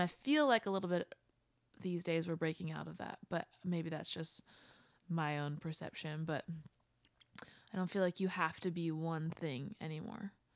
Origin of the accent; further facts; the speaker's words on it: West Chester, Pennsylvania, United States; moved away as an adult; also born or lived in Downingtown, Pennsylvania / Boston, Massachusetts; I grew up in Westchester